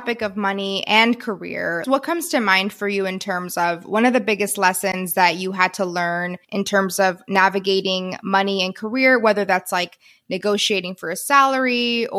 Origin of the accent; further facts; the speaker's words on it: Texas, United States; I grew up in Texas.